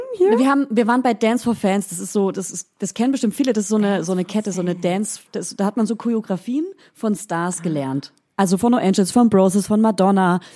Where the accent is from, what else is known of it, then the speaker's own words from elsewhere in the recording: Hof region, Franconia, Bavaria, Germany; accent: Franconian; moved away; ich komme ja aus der Region Hof, aus einem ganz kleinen Bauerndorf